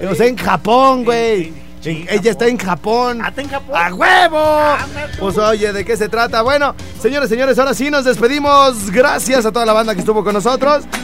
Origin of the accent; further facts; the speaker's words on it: Charo, Michoacán, Mexico; moved away; Y nosotros somos de Charo, ahí donde es un pueblo, tú sabes, de la independencia. Pero nos vinimos para acá toda la banda chida